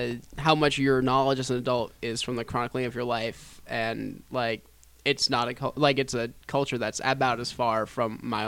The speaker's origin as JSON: {"language": "English", "region": "New Jersey", "country": "United States"}